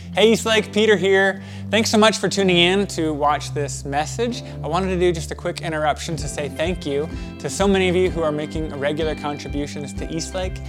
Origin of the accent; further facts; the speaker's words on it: Ghana; I am from Ghana. I'm from West Africa.